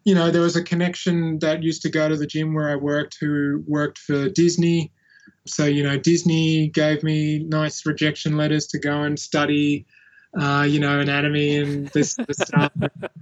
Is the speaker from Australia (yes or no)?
yes; Central Coast, New South Wales, Australia; I'd moved away from the Gold Coast and was growing up on the Central Coast, New South Wales